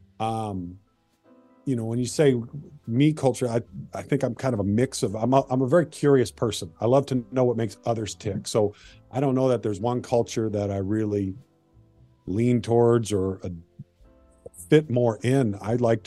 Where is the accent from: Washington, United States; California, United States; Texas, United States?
Washington, United States; Marysville; also born or lived in Everett, Washington / Bothell, Washington; born and raised in Washington